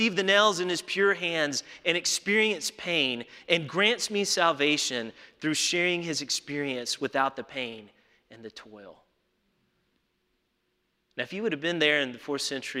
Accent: Alabama, United States; my home state of Alabama

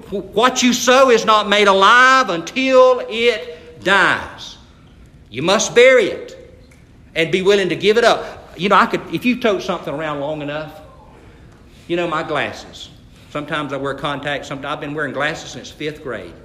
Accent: Atkinson County, Georgia, United States; I grew up in Atkinson County

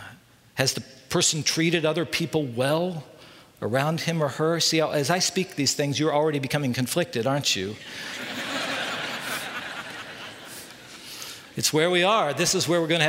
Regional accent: United States; we as American Christians

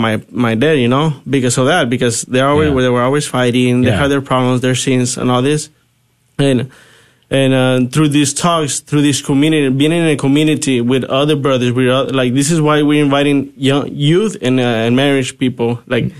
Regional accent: Mexico; I'm originally from Mexico, and my parents actually listened to this invitation in the church when I was about 12 years old

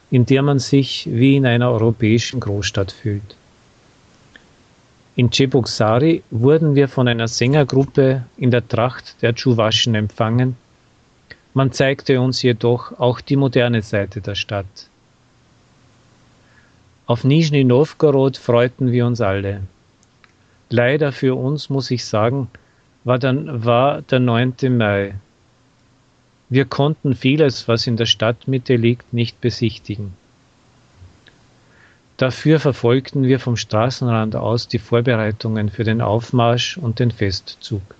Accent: Austria; Aber für mich als Österreicher auch die Bierfabrik, die im 19. Jahrhundert von einem österreichischen Unternehmer aufgebaut worden war.

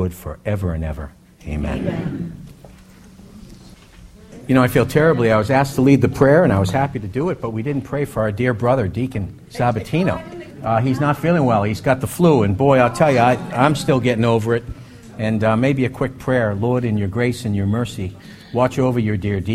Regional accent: Boston, Massachusetts, United States; now in Hampton Roads, United States; I grew up in Boston.

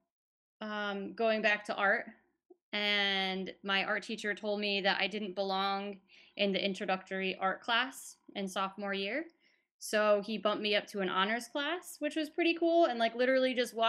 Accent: Farmington, Connecticut, United States; I grew up in Farmington, Connecticut.

